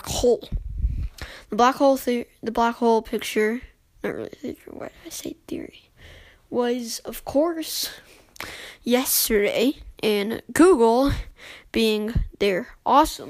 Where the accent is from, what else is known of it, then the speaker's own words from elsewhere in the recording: United States; also born or lived in Chicago, United States; I am also American